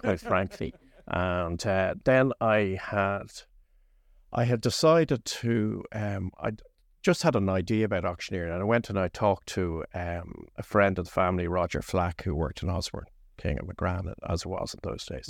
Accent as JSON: {"language": "English", "town": "Lucan", "region": "Leinster", "country": "Ireland", "tie": "born or raised there", "said": "I grew up in Lucan when Lucan was a village."}